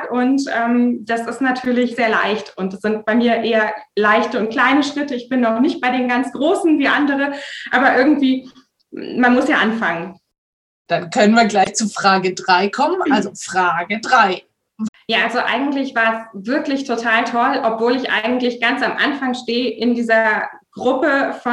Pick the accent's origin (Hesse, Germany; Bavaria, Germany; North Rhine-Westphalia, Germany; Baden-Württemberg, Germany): North Rhine-Westphalia, Germany; Erkelenz; Ja, also ich komme aus dem Rheinland und ähm, ich äh, komme aus der Nähe von Erkelenz und das ist direkt eigentlich am Tagebau Garzweiler 2.